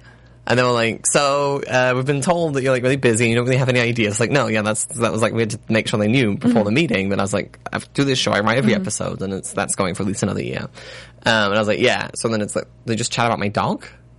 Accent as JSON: {"language": "English", "country": "Australia", "accent": "Australian", "said": "She said, where are you from? I said, Australia."}